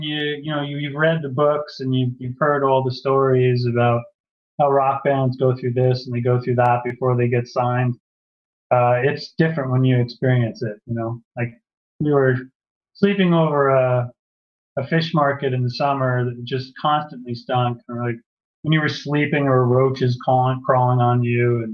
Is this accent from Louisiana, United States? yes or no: no; Huntington, New York, United States; moved away; also born or lived in Framingham; both from Huntington, Long Island